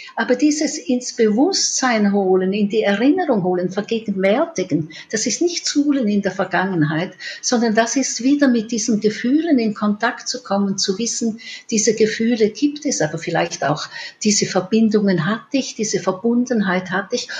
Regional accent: Switzerland; bei uns in der Schweiz

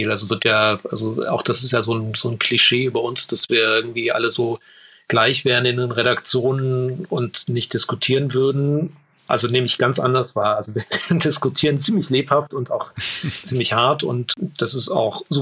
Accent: East Germany, Germany; Also ich bin auch Ostdeutscher

